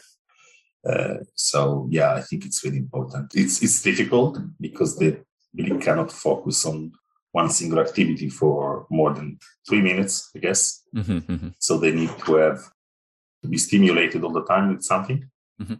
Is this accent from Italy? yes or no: yes; Italy; So yeah, I grew up in Italy. And so I spent my 41 years in Italy